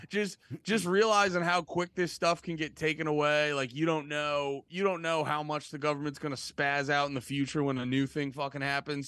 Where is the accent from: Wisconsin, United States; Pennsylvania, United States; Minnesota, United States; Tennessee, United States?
Pennsylvania, United States; Allentown; now in New Jersey, United States; originally from, uh, right outside of Allentown, P